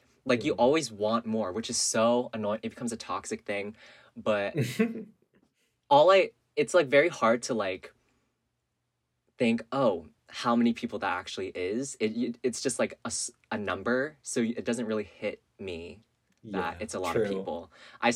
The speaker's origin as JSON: {"language": "English", "region": "Northern California", "country": "United States", "tie": "born or raised there", "said": "I grew up in California, Northern California."}